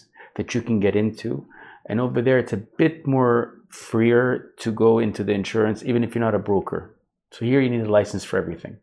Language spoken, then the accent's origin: English; Vancouver, British Columbia, Canada; moved away as an adult; also born or lived in Jordan; now in Dubai, United Arab Emirates; I grew up in Canada, but grew up in Vancouver specifically.